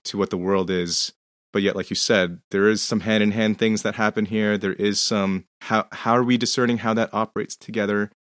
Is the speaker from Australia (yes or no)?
no; Canada; I'm Canadian